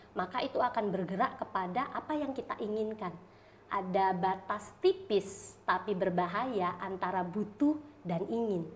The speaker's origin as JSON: {"language": "Indonesian", "town": "Medan", "region": "North Sumatra", "country": "Indonesia", "tie": "born or raised there", "also_born_or_lived": "Malang / Tangerang", "moved": "as an adult", "lives_now": "Solo, Indonesia", "said": "Saya lahir dan besar di Medan"}